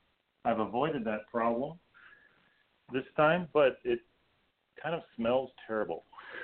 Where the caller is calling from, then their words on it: Beacon, New York, United States; I'm calling from Beacon, New York, just downriver from you.